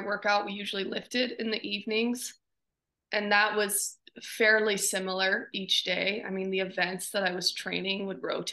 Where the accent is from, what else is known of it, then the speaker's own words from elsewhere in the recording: Butte, Montana, United States; growing up in Butte and that culture is it's just very like hardworking, gritty individuals